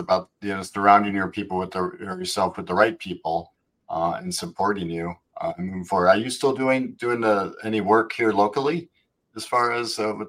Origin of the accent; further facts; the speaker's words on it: Wisconsin, United States; now in Florida, United States; I'm from Wisconsin